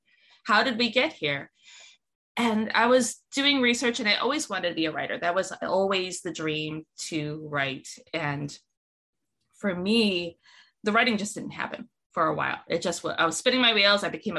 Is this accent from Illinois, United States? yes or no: no; Utica, New York, United States; now in California, United States; So I'm originally from Utica, New York, in that area. And I moved out here to California because my dad lives out here.